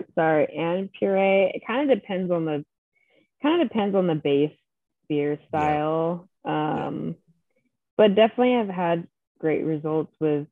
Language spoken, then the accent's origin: English; United States; I'm that American person